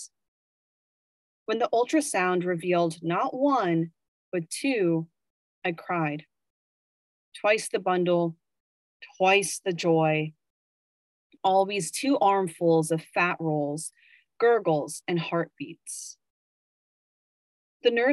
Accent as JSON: {"language": "English", "region": "Virginia", "country": "United States", "also_born_or_lived": "Richmond, Virginia", "moved": "as an adult", "lives_now": "New York, United States", "said": "I am from Virginia and I lived in Richmond, the capital of the Confederacy during the Civil War"}